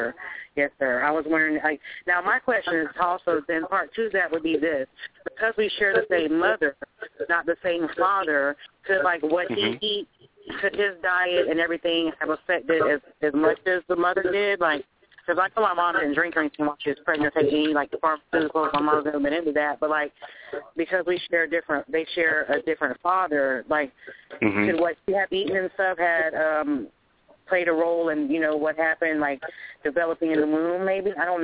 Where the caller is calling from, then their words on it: Tallahassee, Florida, United States; I'm calling from Tallahassee.